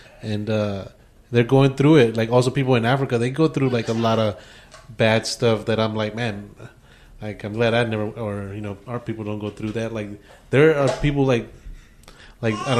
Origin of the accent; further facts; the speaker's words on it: Mexico; I'm from Mexico